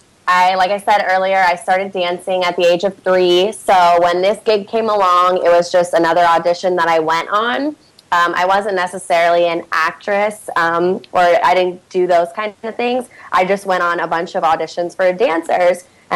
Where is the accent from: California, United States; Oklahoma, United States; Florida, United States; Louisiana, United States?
Florida, United States; Orlando; So I dance for my hometown team, still in Orlando